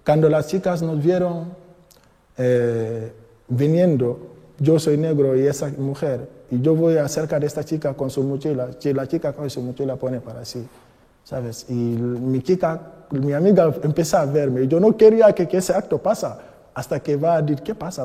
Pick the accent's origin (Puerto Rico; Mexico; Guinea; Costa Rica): Guinea; Spanish is a second language; moved away as an adult; now in Madrid, Spain; Vengo de Guinea-Conakry. Eh, llevo España de cinco años aquí en España, en Madrid